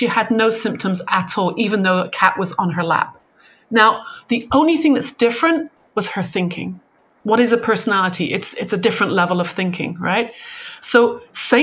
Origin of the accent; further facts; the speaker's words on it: United Kingdom; moved away as an adult; now in California, United States; I'm very British. You know, my mother was a nurse. You only went to the doctor if your arm was falling off. You know, that's kind of how I was brought up. So when I was like moved to California